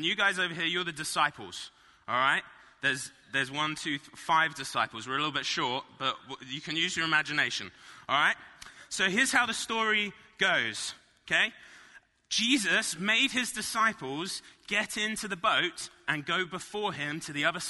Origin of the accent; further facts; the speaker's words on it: Marlow, South East England, United Kingdom; moved away; I grew up in a little town called Marlow.